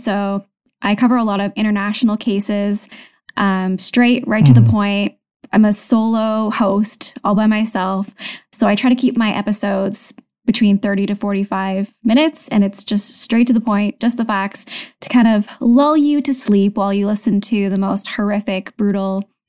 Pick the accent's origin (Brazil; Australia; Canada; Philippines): Canada; now in Tokyo, Japan; So I'm a Canadian, and I'm currently living in Tokyo. My husband is military, so we move a lot.